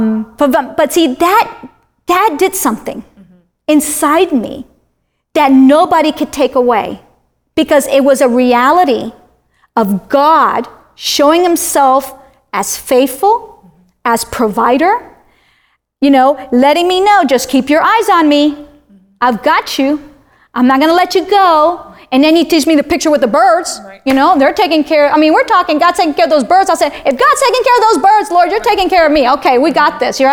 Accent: Miami, Florida, United States; moved away as an adult; also born or lived in Wyoming; I'm from Miami

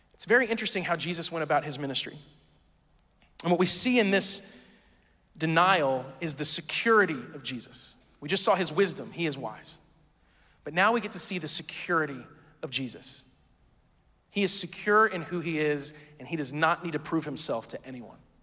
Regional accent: Midwest, United States; I grew up in the Midwest, and so the wilderness was always trees, forests, that kind of stuff

